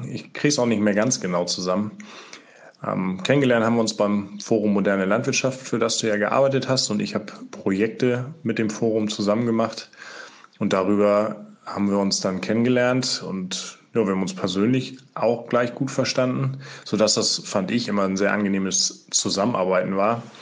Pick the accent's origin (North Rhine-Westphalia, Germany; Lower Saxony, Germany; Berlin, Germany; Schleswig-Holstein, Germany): Schleswig-Holstein, Germany; Ich bin aufgewachsen in Schleswig-Holstein, genauer in Ostholstein und bin da groß geworden auf einem landwirtschaftlichen Betrieb.